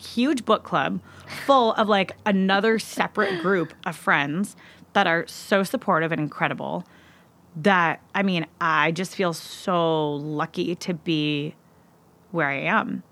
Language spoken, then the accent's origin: English; Seattle, Washington, United States; moved away; I'm originally from Seattle, Washington, and I moved out fairly young